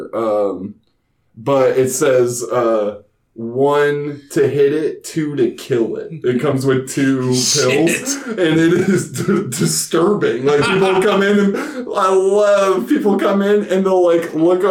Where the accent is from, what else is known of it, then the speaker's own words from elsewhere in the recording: Carmel, Indiana, United States; we're from Carmel, like north of Indianapolis